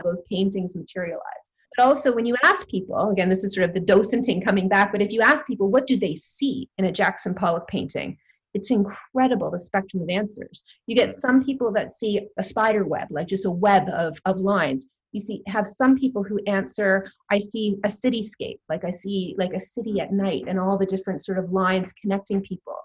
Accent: Toronto, Ontario, Canada; moved away as an adult; now in United Kingdom; I'm born and bred in Toronto, and I, I love my hometown. I've been living here in the UK now for about 12 years.

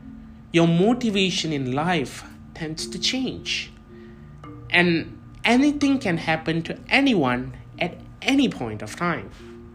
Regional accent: India; So, you know, being an Indian, obviously my parents had ambitions of making me an engineer, a lawyer, or a doctor, which is apparently very normal in every Indian family.

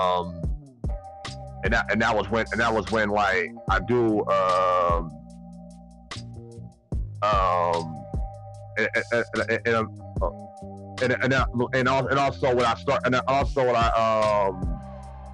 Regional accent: Buffalo, New York, United States; I'm born and raised in Buffalo

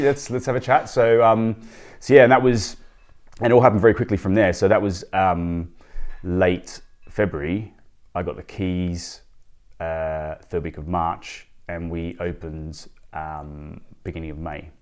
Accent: Sydney, New South Wales, Australia; moved away as an adult; now in London, United Kingdom; I, I grew up in Sydney

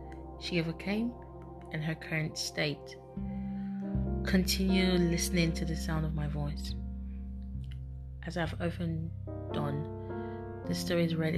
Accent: Baltimore, Maryland, United States; I was raised in Baltimore, Maryland, by my biological father. We moved places numerous times and, as such, never had much stability.

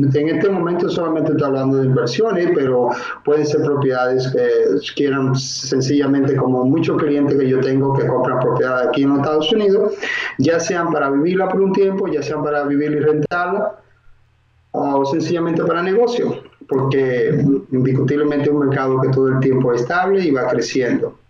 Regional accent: Dominican Republic; moved away as an adult; now in Miami, United States; soy oriundo de la República Dominicana

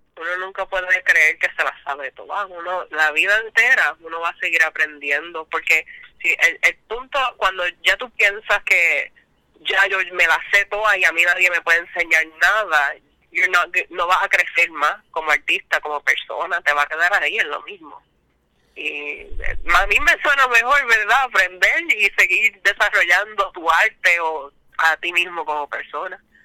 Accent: Isabela, Puerto Rico; also born or lived in Aguadilla / San Germán; Me crié en Isabela y en la high school pues me mudé para Aguadilla

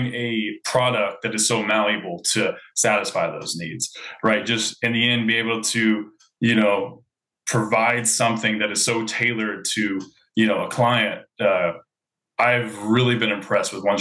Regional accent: Louisville, Kentucky, United States; I'm from Louisville, Kentucky

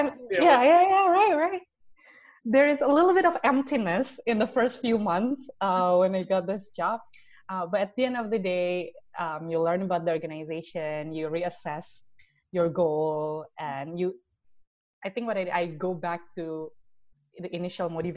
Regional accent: Indonesia; we grew up in Indonesia. We saw how our country progressed

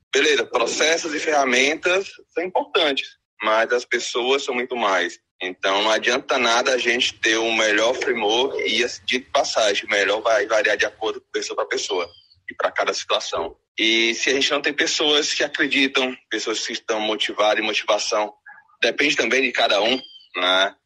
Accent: Ceará, Brazil; eu sou aqui do Nordeste, né, no Ceará

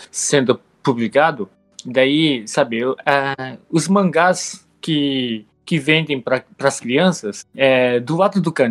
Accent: Japan; moved away as an adult; now in Brazil; Com oito anos lá pro Japão. Daí eu cresci lá no Japão.

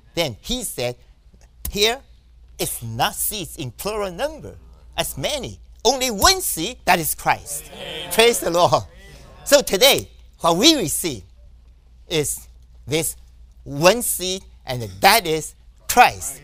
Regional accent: New York, United States; I'm from New York

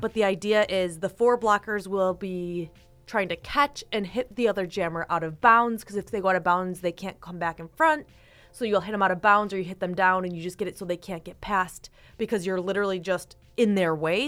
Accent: Eden, New York, United States; I grew up in Eden

